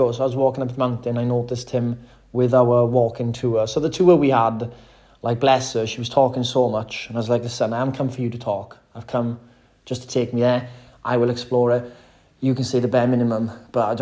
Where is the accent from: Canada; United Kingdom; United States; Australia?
United Kingdom; Wales; I'm from Wales